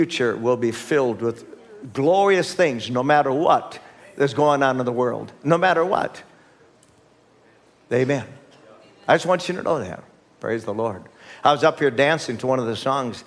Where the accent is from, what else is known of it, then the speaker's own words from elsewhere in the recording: United States; as American citizens